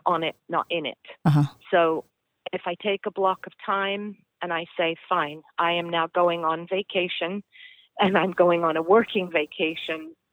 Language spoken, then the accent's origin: English; England, United Kingdom; moved away; I'm originally from England.